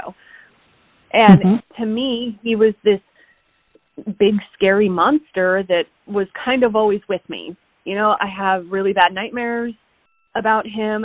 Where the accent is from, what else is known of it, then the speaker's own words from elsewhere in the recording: Oregon, United States; moved away; I was in Oregon, in my hometown, for 6 months